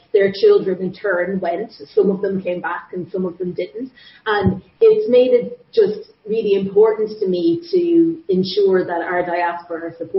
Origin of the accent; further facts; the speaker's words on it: Meath, Leinster, Ireland; moved away as an adult; also born or lived in Galway / Kildare; now in Canada; I would say that I'm a Galway girl, but on technicalities, you could say I'm from Meath. And then I've lived for almost the last 20 years, almost entirely in Kildare.